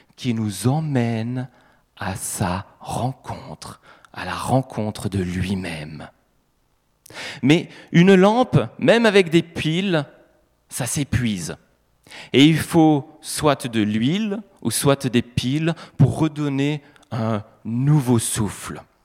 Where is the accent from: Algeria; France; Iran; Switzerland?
France; Grand Est; en tant qu'Alsacien